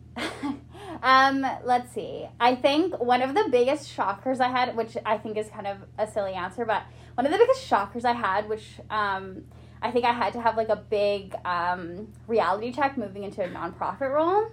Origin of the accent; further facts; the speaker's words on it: Quesnel, British Columbia, Canada; also born or lived in Nanaimo; now in Prince George, Canada; I grew up like in Quesnel